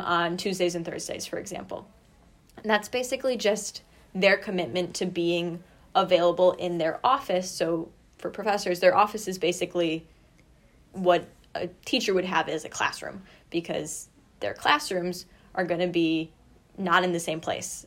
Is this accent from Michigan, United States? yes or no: yes; Kalamazoo, Michigan, United States; also born or lived in Rochester; I am originally from Kalamazoo